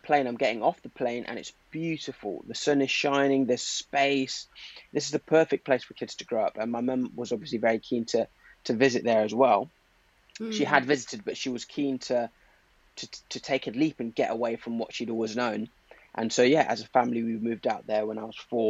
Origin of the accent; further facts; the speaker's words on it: Zimbabwe; moved away; also born or lived in Derby, England; I was born in Derby, moved to Zimbabwe when I was four, and then sort of moved back